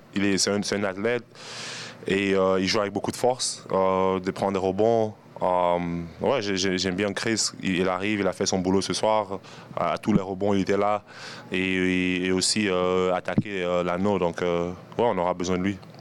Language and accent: French; Cameroon; now in Toronto, Canada; je suis Camerounais et c'est dans le sang